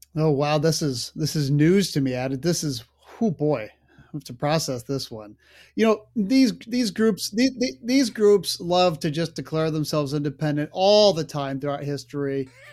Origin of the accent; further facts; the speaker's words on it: United States; I'm an American.